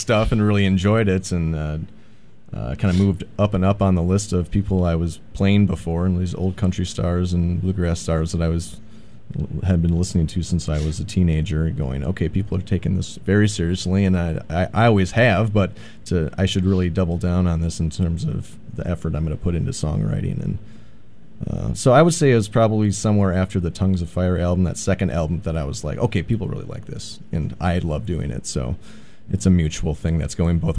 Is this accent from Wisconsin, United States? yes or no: yes; New London, Wisconsin, United States; I got a buddy from my hometown in New London, Wisconsin